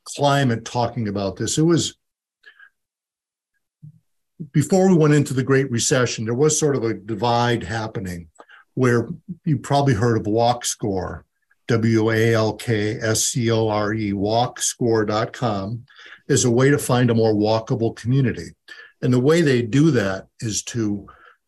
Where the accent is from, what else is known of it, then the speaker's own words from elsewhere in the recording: Holyoke, Massachusetts, United States; I grew up in Holyoke, when Holyoke was the wealthiest place in Western New England